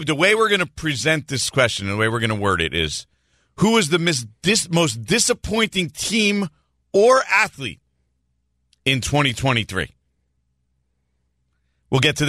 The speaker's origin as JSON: {"language": "English", "region": "New Jersey", "country": "United States", "tie": "born or raised there", "said": "as someone who grew up and was born and raised in New Jersey"}